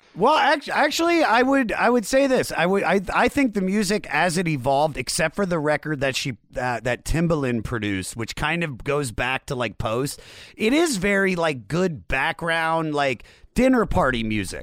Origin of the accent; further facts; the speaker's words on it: Germantown, Maryland, United States; moved away as an adult; also born or lived in Baltimore, Maryland; now in Los Angeles, United States; I, I was born in Germantown, but, and I lived in Baltimore for seven years.